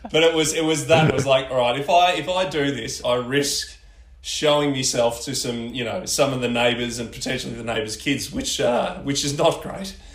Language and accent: English; Ballarat, Victoria, Australia; moved away as an adult; also born or lived in Geelong; I grew up in Ballarat, um, cold freezing town in bottom of Victoria, and uh, moved to Geelong